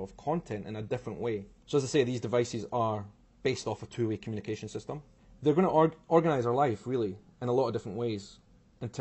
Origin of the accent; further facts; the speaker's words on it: Edinburgh, Scotland, United Kingdom; also born or lived in Brazil; I am from Edinburgh in Scotland